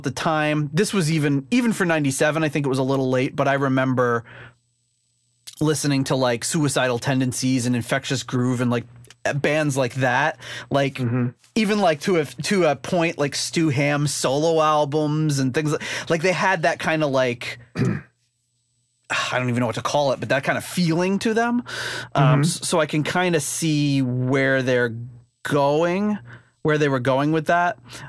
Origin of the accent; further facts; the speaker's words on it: New York, United States; the fact that the Twin Towers are on the cover of this album and it says New York all over it, but we're from New York.